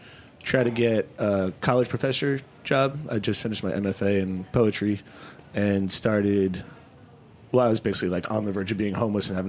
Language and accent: English; Long Island, New York, United States; moved away as an adult; also born or lived in Vermont / San Francisco; Well, I'm originally from New York.